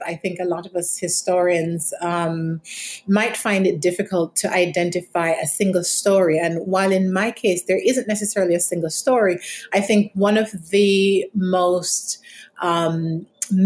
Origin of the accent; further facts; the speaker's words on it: Jamaica; moved away; I'm from Jamaica. And in many respects, my experiences growing up in Jamaica